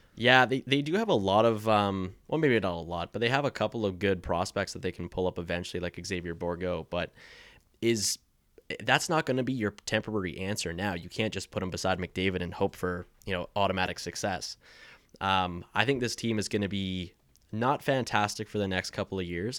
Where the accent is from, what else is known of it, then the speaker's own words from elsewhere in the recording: Maple Ridge, British Columbia, Canada; I'm from Maple Ridge